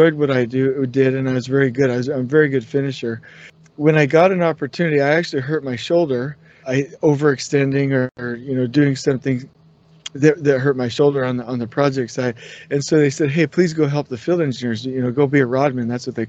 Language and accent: English; California, United States; grew up in Southern California, so I relate to that.